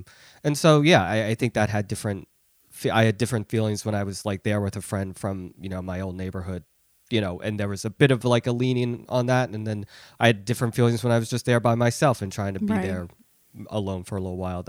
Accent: Philadelphia, Pennsylvania, United States; And I really just thought of myself as American, you know, or more specifically Philadelphian, because I grew up in Philly

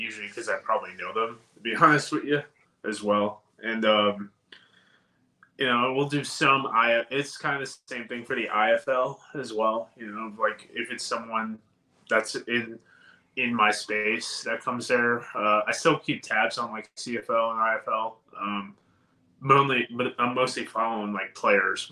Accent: New York, United States; accent: New York; moved away; I'm originally a New Yorker

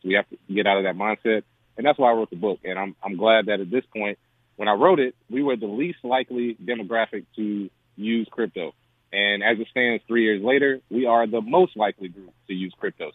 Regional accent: Charlotte, North Carolina, United States; I grew up in Charlotte, North Carolina

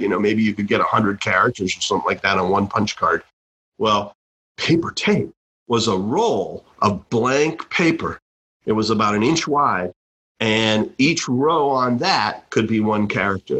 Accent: Lexington, Massachusetts, United States; born or raised there

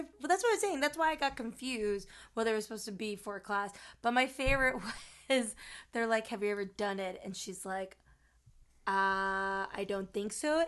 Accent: Chicago, Illinois, United States; my family and I, we grew up in Chicago, but when I turned eight is when we moved out into the suburbs.

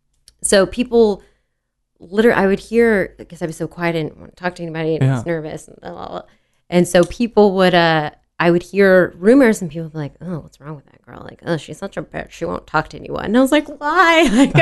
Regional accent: Dallas, Texas, United States; So I grew up in Dallas. And then when I turned 13, let me rewind a little bit. So grew up in Dallas.

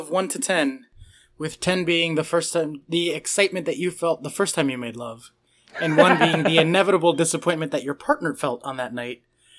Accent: United States; But, I mean, I am literally American.

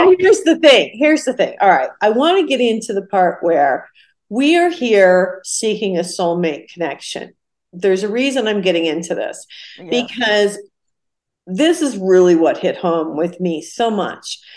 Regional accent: Ohio, United States; I, I was born and raised in Ohio.

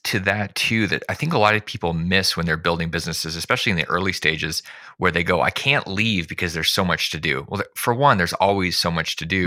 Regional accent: Alaska, United States; I grew up in Alaska

